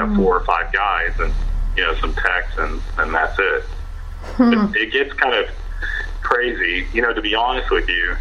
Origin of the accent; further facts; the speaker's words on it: Dallas, Texas, United States; I'm originally from Dallas, Texas, myself, and we have a house there